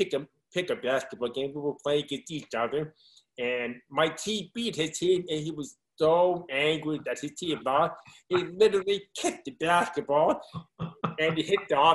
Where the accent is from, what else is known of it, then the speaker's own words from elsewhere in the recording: Montgomery County, Maryland, United States; Montgomery County is just a wonderful place to grow up